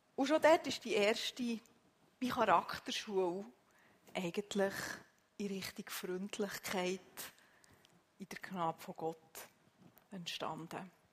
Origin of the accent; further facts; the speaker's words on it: Switzerland; bei uns in der Schweiz